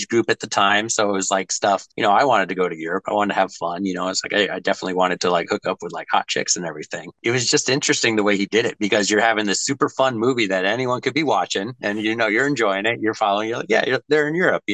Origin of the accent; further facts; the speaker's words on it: United States; as an American